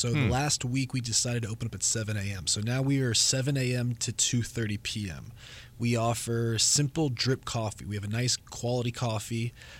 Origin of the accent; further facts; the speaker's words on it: United States; moved away as an adult; also born or lived in Los Angeles, California / Las Vegas, Nevada / Portland; now in Valparaiso, United States; Born and raised in Los Angeles and Vegas, moved out here.